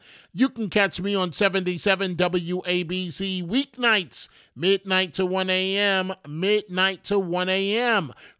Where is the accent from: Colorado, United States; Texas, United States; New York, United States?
New York, United States; New York City; growing up in New York City